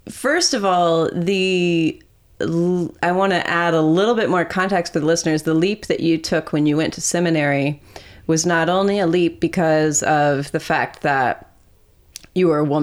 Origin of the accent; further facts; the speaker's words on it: Texas, United States; accent: Texas; my Texas accent